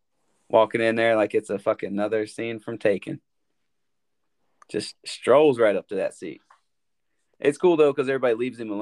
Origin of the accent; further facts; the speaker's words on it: Marion, Virginia, United States; now in Chicago, United States; the tennis coach was from my hometown, Jim Thompson. Marion?